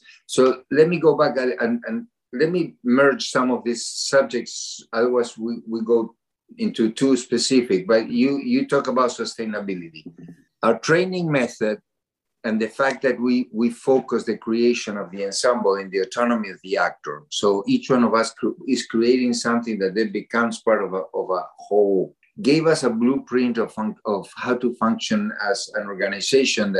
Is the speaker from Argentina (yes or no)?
yes; Argentina; now in Massachusetts, United States; I come from Argentina